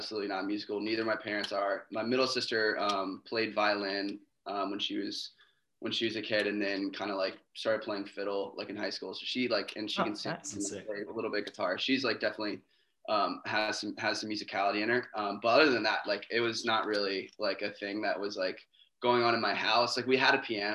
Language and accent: English; Greenville, South Carolina, United States; moved away as an adult; also born or lived in Boston; now in Astoria, United States; I'm from South Carolina originally.